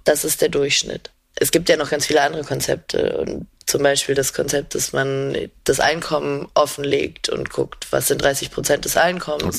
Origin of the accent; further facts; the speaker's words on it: Emsland, Lower Saxony, Germany; also born or lived in Mecklenburg-Vorpommern; ich bin in einem Dorf im Emsland aufgewachsen, beziehungsweise Mecklenburg-Vorpommern und dann im Emsland